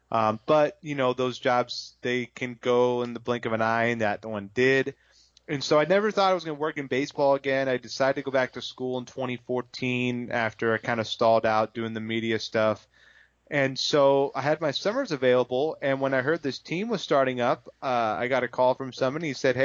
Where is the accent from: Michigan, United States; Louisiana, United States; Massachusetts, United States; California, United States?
California, United States; Sonoma; I'm from Sonoma, California. That's where I've been born and raised. I live there now. And I spent a couple of years back in 2009, 2010 in Florida